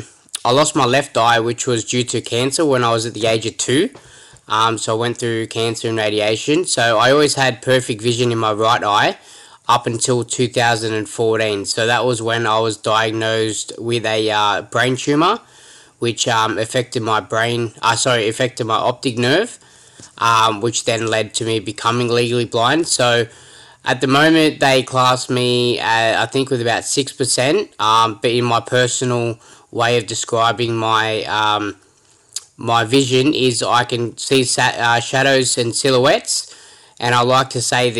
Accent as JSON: {"language": "English", "town": "Sydney", "region": "New South Wales", "country": "Australia", "tie": "born or raised there", "said": "I've grown up in a place called St. Clair, which is from Western Sydney, about an hour from the CBD."}